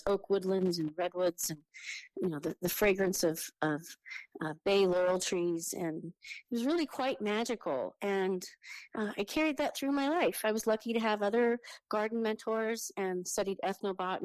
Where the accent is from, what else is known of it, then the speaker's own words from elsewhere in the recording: a county just south of the Oregon border, California, United States; also born or lived in Sonoma County, California; I was born there, but we moved shortly after that to a county just south of the Oregon border, very close to where the Ewok scenes in Star Wars were filmed.